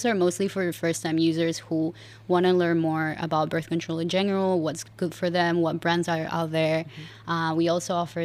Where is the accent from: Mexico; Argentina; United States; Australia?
Argentina; moved away as an adult; now in Singapore; I'm originally from Argentina